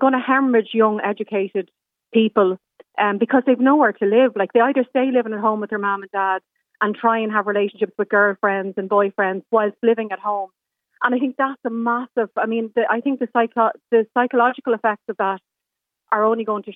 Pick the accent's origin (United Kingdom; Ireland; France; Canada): Ireland; our identity as Irish people